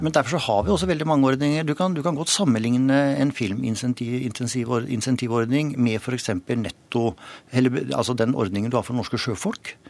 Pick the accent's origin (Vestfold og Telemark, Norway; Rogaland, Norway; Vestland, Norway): Vestfold og Telemark, Norway; Rjukan; Jeg vokste opp på Rjukan.